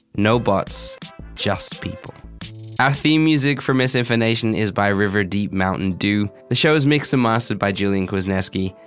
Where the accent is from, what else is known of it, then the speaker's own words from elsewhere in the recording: Australia; moved away; I grew up in Australia